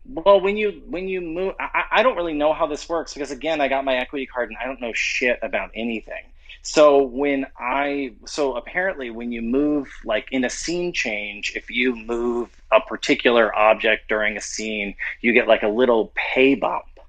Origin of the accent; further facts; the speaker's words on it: New Orleans, Louisiana, United States; I'm from New Orleans